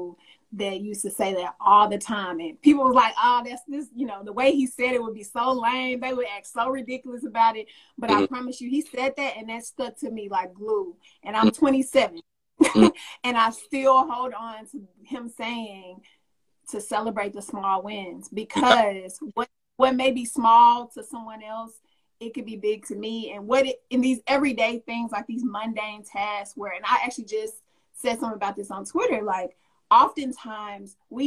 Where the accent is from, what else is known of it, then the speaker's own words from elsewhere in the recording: Arkansas, United States; moved away; I'm from Arkansas originally